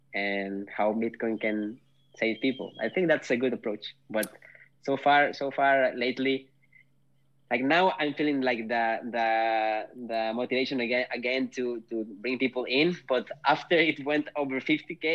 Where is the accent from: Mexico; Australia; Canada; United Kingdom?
Mexico; moved away as an adult; now in Nordic countries; I'm from Mexico